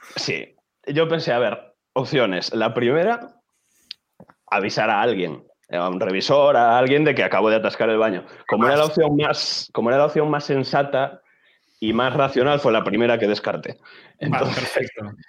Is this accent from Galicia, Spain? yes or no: yes; Chantada, Galicia, Spain; moved away as an adult; now in Santiago de Compostela, Spain; Soy de Galicia, soy de un ah, pueblo que se llama Chantada, sí, y estoy estudiando en Santiago